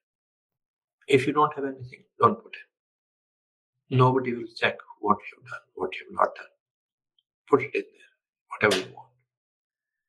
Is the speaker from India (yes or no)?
yes; India; moved away; I'm from India originally. And I remain in touch with India, and I care a lot for my country